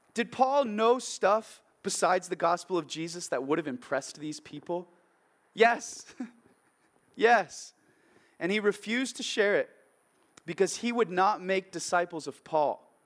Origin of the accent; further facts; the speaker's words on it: Oregon, United States; my hometown in Oregon, where I grew up